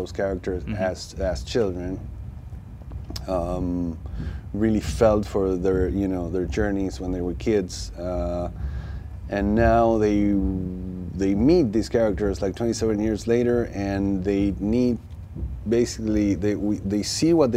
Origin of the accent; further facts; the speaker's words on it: Argentina; I grew up in Argentina